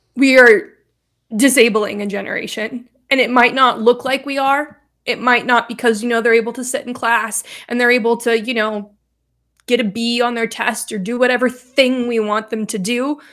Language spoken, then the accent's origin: English; Reno, Nevada, United States; So I grew up in Reno, Nevada.